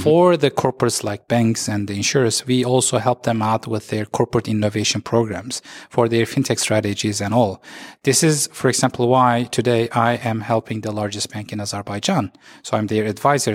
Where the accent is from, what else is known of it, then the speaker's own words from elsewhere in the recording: Turkey; also born or lived in Istanbul; I'm, uh, based in Istanbul. I'm from Turkey.